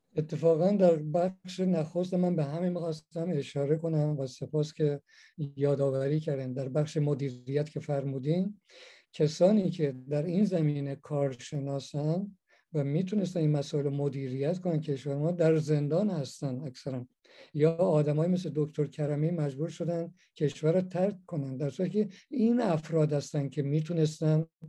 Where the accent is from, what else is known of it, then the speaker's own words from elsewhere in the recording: Talesh, Gilan, Iran; now in Belgium; من بچه گیلانم تالش